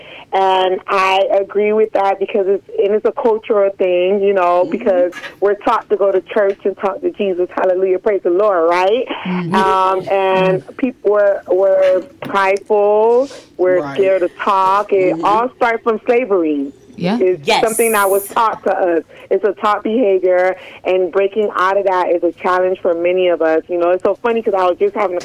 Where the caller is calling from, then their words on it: South Florida, United States; calling from South Florida